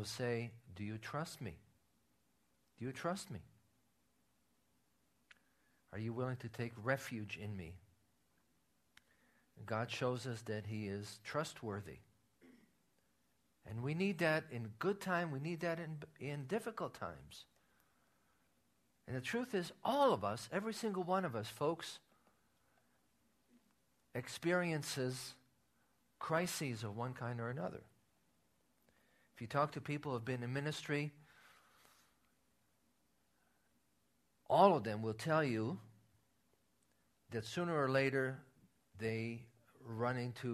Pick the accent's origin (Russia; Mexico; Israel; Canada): Israel; moved away; when I was growing up in Israel, playing cards was considered a sin among the believers